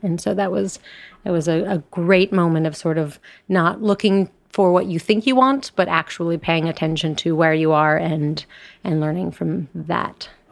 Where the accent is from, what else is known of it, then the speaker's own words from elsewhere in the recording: Colorado, United States; I'm from Colorado